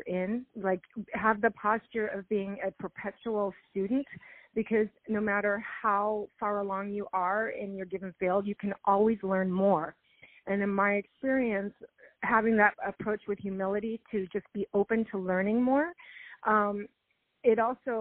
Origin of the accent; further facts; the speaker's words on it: Los Angeles, California, United States; I grew up in Los Angeles